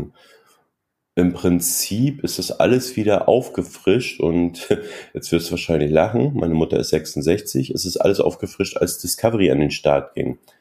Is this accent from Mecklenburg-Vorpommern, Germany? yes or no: yes; Mecklenburg-Vorpommern, Germany; ich komme aus Mecklenburg-Vorpommern und äh, bin ein DDR-Kind